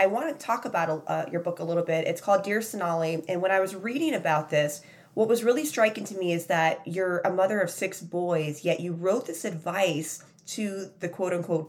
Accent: Chicago, Illinois, United States; When I grew up, I grew up in Chicago

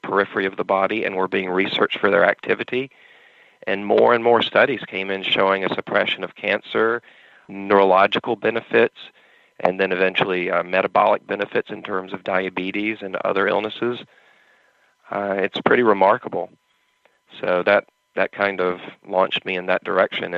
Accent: North Carolina, United States; moved away as an adult; now in California, United States; I'm originally from North Carolina

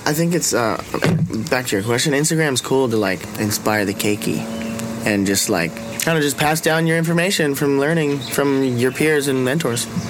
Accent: Hawaii, United States; growing up in Hawaii is kind of the best thing you could ever

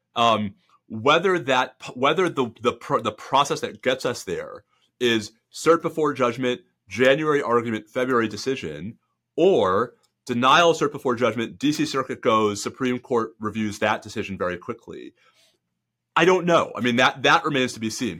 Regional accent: New York, United States; moved away as an adult; also born or lived in Northeast corridor; now in Texas, United States; I grew up in New York

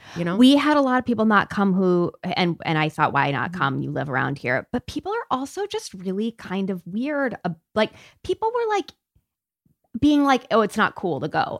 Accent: Peoria, Illinois, United States; I grew up in Peoria, Illinois, which mm-hmm. is like the middle of the Midwest

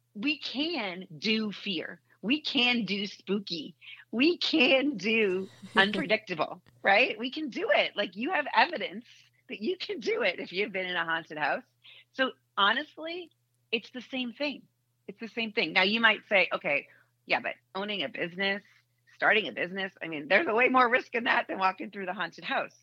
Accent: Boston, Massachusetts, United States; moved away as an adult; now in Indianapolis, United States; I grew up in Boston

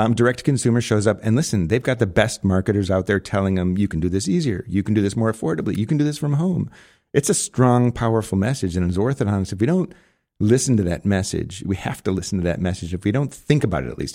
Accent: Arlington Heights, Illinois, United States; moved away as an adult; also born or lived in Buffalo Grove, Illinois; now in Scottsdale, United States; I grew up in a suburb called, uh, Arlington Heights, Buffalo Grove, northwest suburb

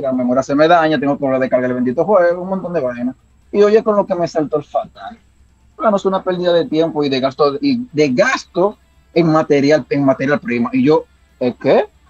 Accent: Dominican Republic; somos dominicanos

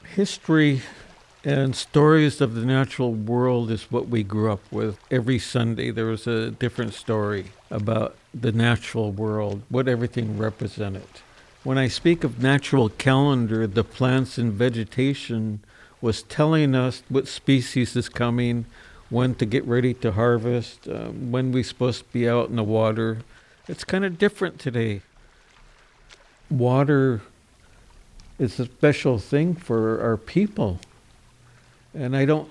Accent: Nooksack River, Washington, United States; I grew up, lived in the fishing village here on the Nooksack River

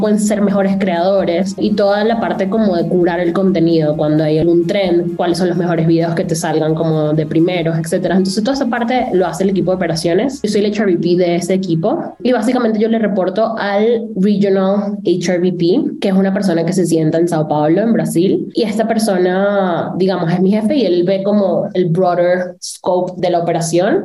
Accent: Venezuela; moved away as an adult; also born or lived in Monterrey, Mexico / London, United Kingdom; soy venezolana

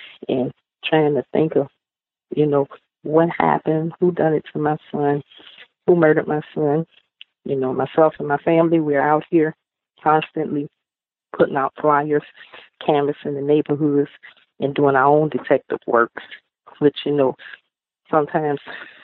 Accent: the South, United States; We're from the South, and we really, really believe in family.

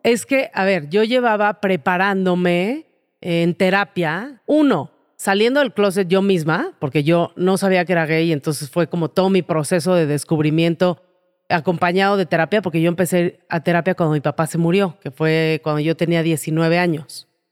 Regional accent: Mexico

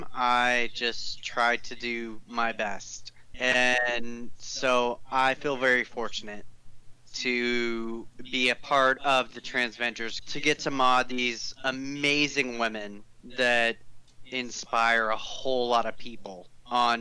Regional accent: Dallas, Texas, United States; I grew up in Dallas, Texas

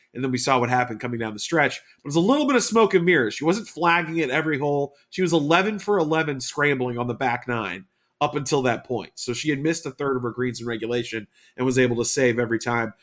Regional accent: Houston, Texas, United States; my hometown of Houston

